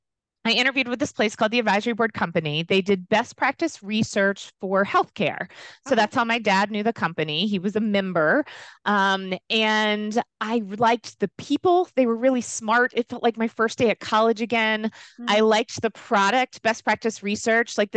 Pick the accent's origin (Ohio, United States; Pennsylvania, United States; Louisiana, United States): Louisiana, United States; moved away as an adult; also born or lived in Virginia; I grew up in the South. So kind of typical from that perspective in terms of what I was involved in, what I wasn't involved in, but I decided to make a big leap and go to school in Virginia, which when you grow up in Louisiana, that seems far away